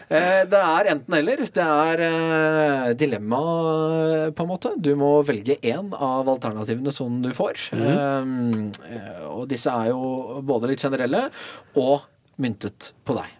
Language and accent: Norwegian; Kragerø, Telemark, Norway; vi er begge fra Telemark. Ja. Vi spilte jo mot hverandre i ungdomstida, like gamle. Du for Notodden, jeg for Kragerø.